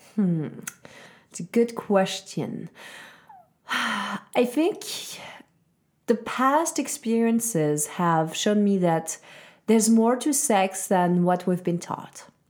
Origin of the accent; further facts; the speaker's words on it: Switzerland; I was very lucky, uh, growing up in Switzerland.